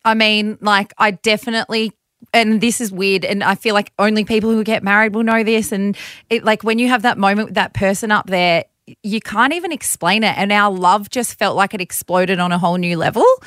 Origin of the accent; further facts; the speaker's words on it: Bathurst, New South Wales, Australia; growing up in Bathurst, my parents both had their own businesses